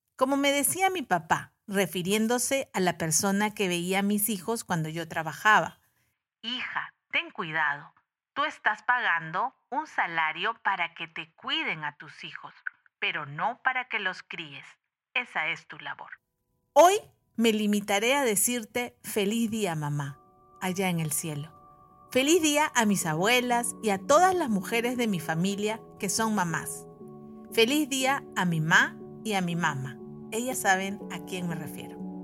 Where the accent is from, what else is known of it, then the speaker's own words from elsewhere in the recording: Peru; En Perú, que es mi país de origen